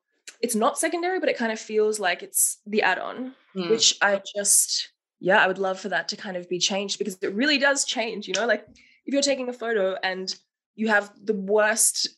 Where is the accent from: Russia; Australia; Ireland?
Australia; Melbourne, Victoria; moved away as an adult; now in Berlin, Germany; I'm 25 years old, originally from Melbourne, Australia